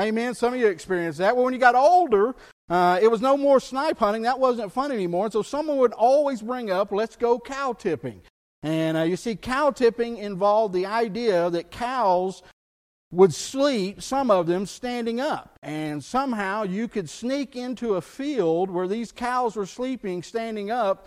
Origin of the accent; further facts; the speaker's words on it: South Texas, United States; where I grew up in South Texas, we were surrounded by bayous